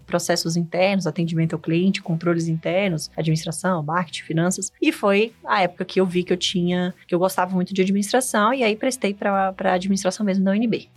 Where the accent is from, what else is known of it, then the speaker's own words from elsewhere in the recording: Brasília, Federal District, Brazil; sou brasiliense, nasci aqui em Brasília mesmo